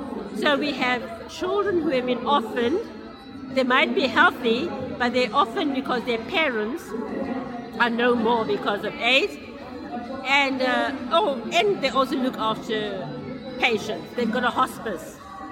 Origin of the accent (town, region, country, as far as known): Durban, KwaZulu-Natal, South Africa